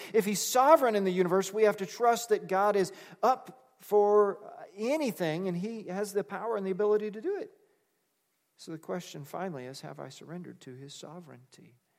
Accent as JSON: {"language": "English", "country": "United States", "said": "we're American"}